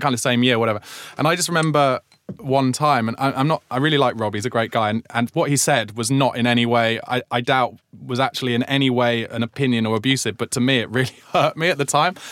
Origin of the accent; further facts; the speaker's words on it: Surrey, South East England, United Kingdom; I grew up in Surrey, but not in Croydon